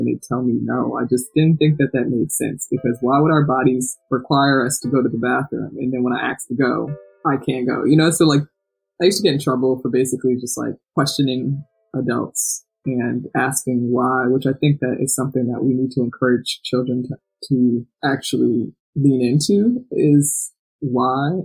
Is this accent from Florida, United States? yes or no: no; South Orange, New Jersey, United States; I'm from a very small town in New Jersey called South Orange